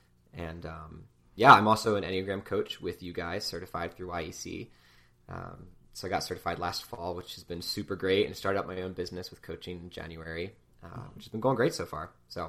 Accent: about an hour north of Philadelphia, Pennsylvania, United States; Yeah, so I'm from Pennsylvania. I grew up about an hour north of Philly with seven siblings. So I'm one of eight kids

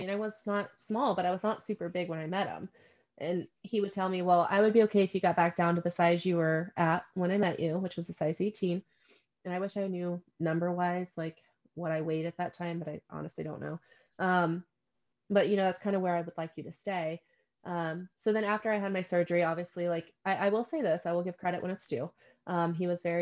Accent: the South, United States; I was raised in the South

